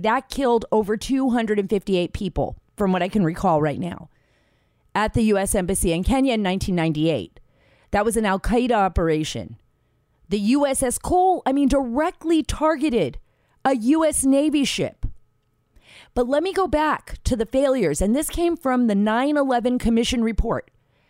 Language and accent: English; Saudi Arabia; Because I grew up in Saudi Arabia. You know, my father worked over there. He was an American working overseas.